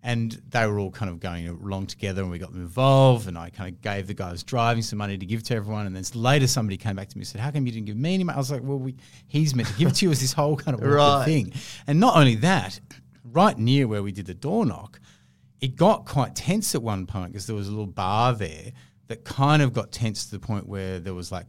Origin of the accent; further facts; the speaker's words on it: South Africa; moved away; I was born in South Africa. I've got relatives there